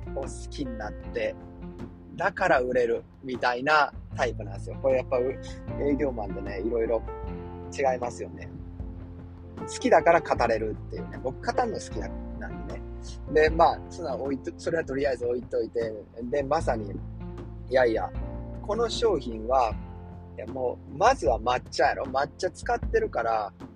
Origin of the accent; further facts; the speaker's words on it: Kansai, Japan; moved away as an adult; also born or lived in Yokohama; now in New York, United States; 僕関西人なんですね。